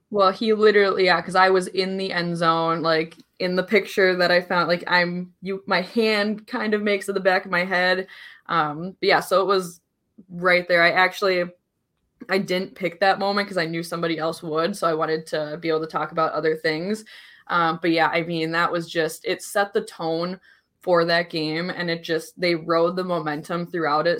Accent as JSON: {"language": "English", "region": "Minnesota", "country": "United States", "said": "as a Minnesotan"}